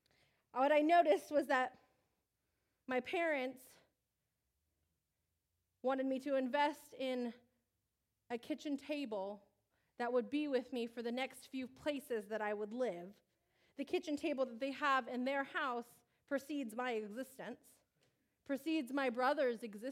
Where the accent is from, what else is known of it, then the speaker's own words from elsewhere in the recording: Riverside, California, United States; also born or lived in Michigan / San Diego; a California girl in the Midwest who has never been comfortable in degrees under 80 since I grew up in Riverside